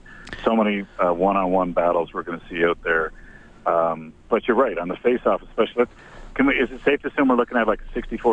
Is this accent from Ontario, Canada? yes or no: no; Newfoundland and Labrador, Canada; I'm from Newfoundland